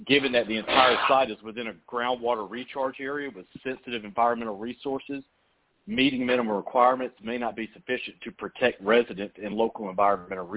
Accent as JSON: {"language": "English", "area": "Gwinnett County", "region": "Georgia", "country": "United States", "tie": "born or raised there", "lives_now": "Eastern Georgia, United States", "said": "I grew up in Gwinnett County, farmer in Gwinnett County"}